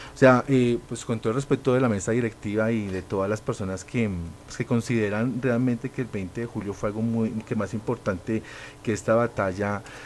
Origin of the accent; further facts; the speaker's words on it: Colombia; cada uno de nosotros como colombianos